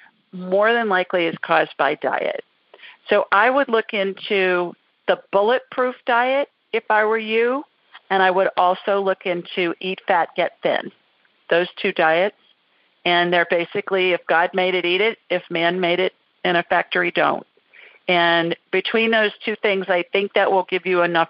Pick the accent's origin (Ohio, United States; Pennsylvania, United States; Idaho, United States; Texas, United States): Ohio, United States; Columbus; moved away; Columbus. Well, terrific. City of my birth.